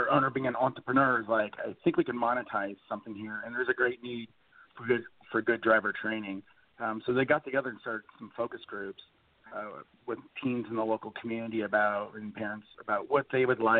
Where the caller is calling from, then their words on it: Issaquah, Washington, United States; From Issaquah, Washington.